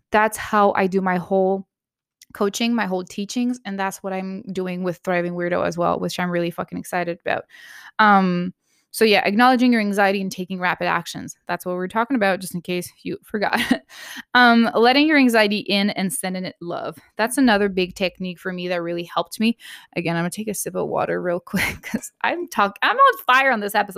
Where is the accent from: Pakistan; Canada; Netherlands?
Canada; I'm Canadian